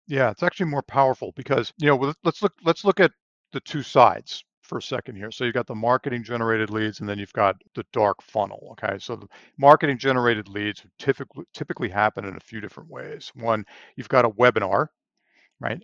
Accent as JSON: {"language": "English", "area": "Long Island", "region": "New York", "country": "United States", "tie": "born or raised there", "also_born_or_lived": "Pennsylvania", "moved": "as an adult", "lives_now": "Texas, United States", "said": "I grew up on Long Island, New York, so I'm from the Northeast originally"}